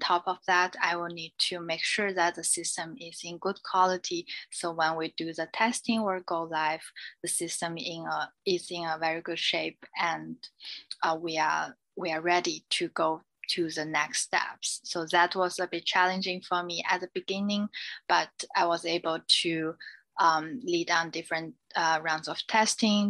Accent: China; English is a second language; moved away as an adult; also born or lived in United Kingdom; now in New York, United States; I am originally from China

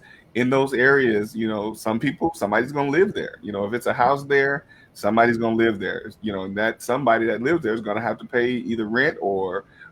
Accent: Detroit, Michigan, United States; also born or lived in Georgia; now in Atlanta, United States; I'm from Detroit

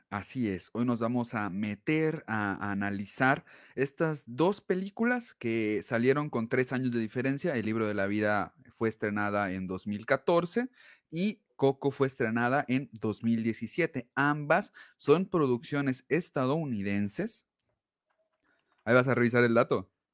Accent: Mexico; lo que nosotros como mexicanos hemos vivido en el Día de Muertos

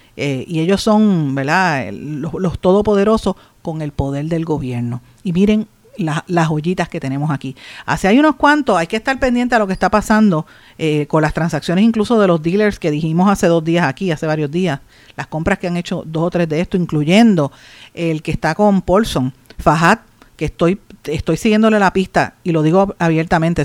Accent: Puerto Rico; representando a nuestro país

